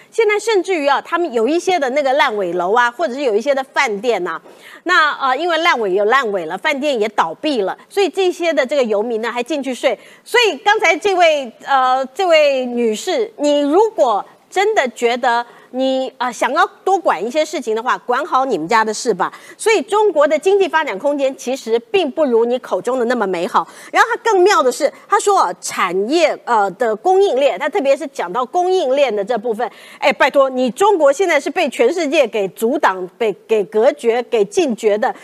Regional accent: Taiwan; 我们台湾人

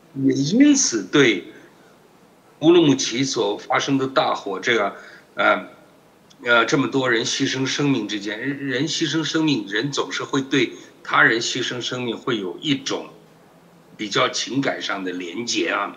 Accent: Taiwan; 我们台湾人这个是做，呃，工商民族嘛，工商国家嘛

